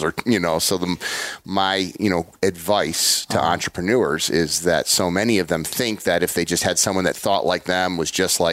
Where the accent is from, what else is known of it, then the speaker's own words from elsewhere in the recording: Illinois, United States; also born or lived in Ohio; I'm from Illinois